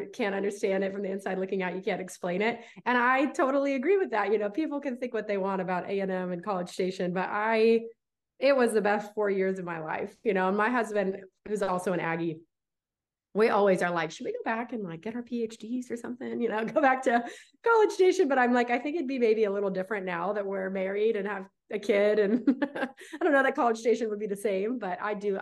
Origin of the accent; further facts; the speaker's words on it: Visalia, California, United States; moved away as an adult; now in Dallas, United States; I was born and raised in California